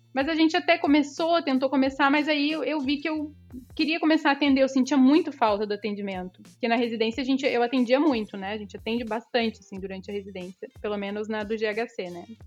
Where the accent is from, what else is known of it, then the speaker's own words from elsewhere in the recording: Cidreira, Rio Grande do Sul, Brazil; moved away as an adult; also born or lived in Tramandaí; now in Porto Alegre, Brazil; Nasci, nasci na, em Tramandaí, mas no outro dia já fui para Cidreira. Hoje, atualmente, moro em Porto Alegre